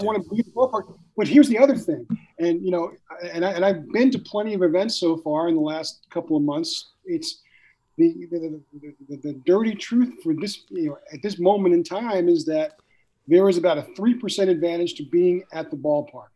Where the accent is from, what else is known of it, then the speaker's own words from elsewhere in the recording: Long Island, New York, United States; I grew up on Long Island